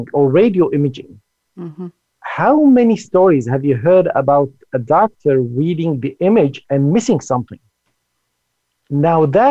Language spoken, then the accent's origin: English; Silicon Valley, California, United States; I'm originally from the Silicon Valley. I've been in the Silicon Valley for about 35 years